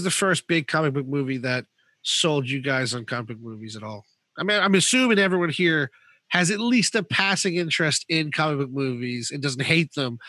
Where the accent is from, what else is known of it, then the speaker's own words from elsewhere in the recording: United States; now in United Kingdom; growing up in America